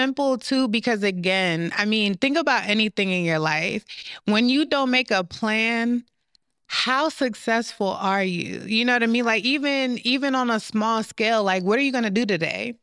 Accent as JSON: {"language": "English", "country": "United States", "tie": "born or raised there", "also_born_or_lived": "Jamaica", "said": "I was raised here"}